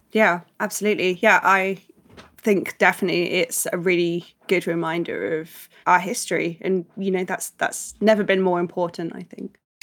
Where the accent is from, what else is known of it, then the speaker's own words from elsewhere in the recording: United Kingdom; as British people, obviously growing up with Thomas Tank Engine